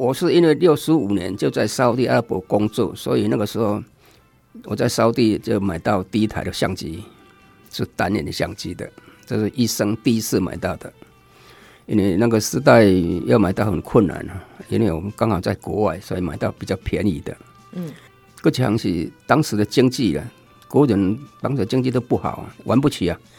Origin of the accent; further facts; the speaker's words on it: Lunbei, Yunlin County, Taiwan; moved away; 对，民国五十七年我离开仑背乡到虎尾出来工作。